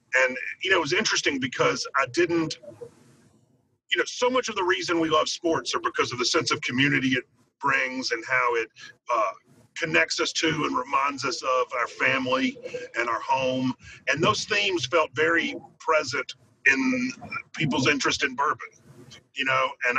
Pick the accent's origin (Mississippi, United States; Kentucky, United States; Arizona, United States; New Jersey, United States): Mississippi, United States; Clarksdale; moved away as an adult; also born or lived in New Orleans / Kansas City; I'm originally from Clarksdale, Mississippi.